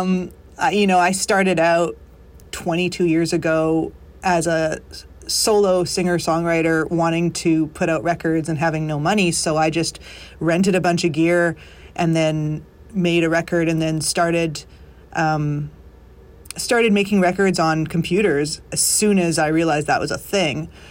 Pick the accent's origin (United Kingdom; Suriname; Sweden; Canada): Canada; moved away as an adult; now in Nashville, United States; we're both from Canada